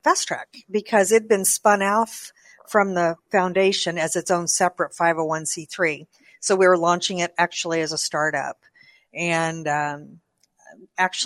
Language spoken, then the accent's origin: English; Kansas City, Missouri, United States; I went to school. I'm from Kansas City